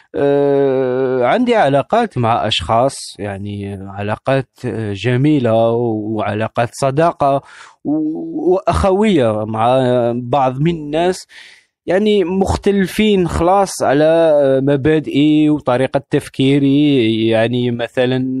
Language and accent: Arabic; Algeria; moved away; عندنا في الجزائر